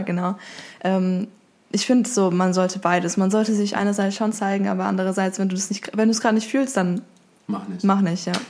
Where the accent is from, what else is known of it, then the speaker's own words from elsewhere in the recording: Stuttgart, Baden-Württemberg, Germany; Ich komme aus Stuttgart